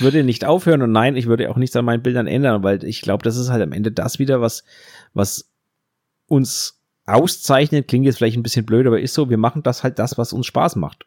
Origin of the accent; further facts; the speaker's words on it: Germany; wir machen uns da als Deutsche